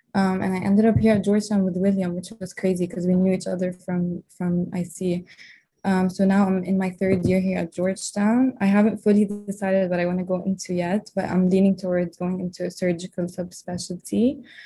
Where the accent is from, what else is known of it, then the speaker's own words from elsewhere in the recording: Lebanon; moved away as an adult; now in United States; I grew up in Lebanon. I was actually born here in the U.S., but my parents moved back when I was like two, and I grew up in Lebanon my whole life.